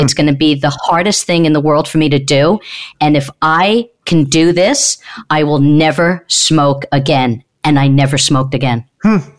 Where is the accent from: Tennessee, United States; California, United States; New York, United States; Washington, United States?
New York, United States; Long Island; also born or lived in Queens / Manhattan; I grew up in Long Island with a lot of rough crowd